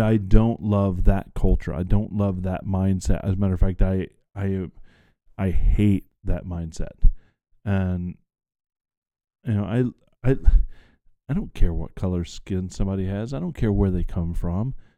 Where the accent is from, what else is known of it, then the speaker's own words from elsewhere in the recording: the South, United States; I grew up in the South